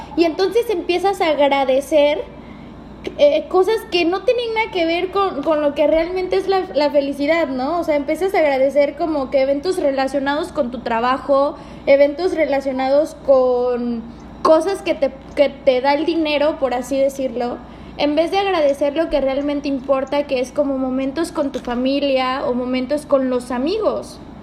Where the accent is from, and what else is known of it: Córdoba, Veracruz, Mexico; moved away as an adult; also born or lived in Mexico City